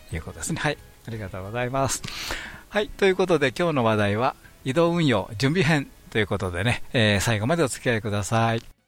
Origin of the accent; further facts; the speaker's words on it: Kansai, Japan; 関西人としては